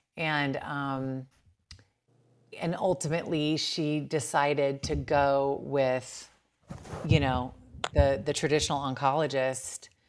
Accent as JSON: {"language": "English", "town": "Bakersfield", "region": "California", "country": "United States"}